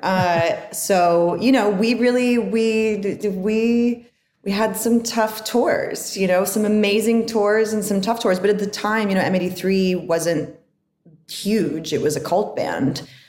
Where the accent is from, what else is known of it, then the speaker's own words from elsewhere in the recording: Northern California, United States; also born or lived in Barrow, Alaska; I was born in Alaska, but I grew up in Northern California.